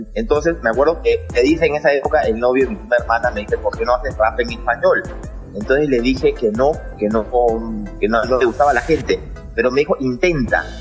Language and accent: Spanish; Peru; also born or lived in New York, United States; Yo nací en Nueva York, eh, eh, padre americano, mamá peruana entonces yo viví en los Estados Unidos casi hasta los 10 años y medio, bordeando los 11 años, y de ahí me vine al Perú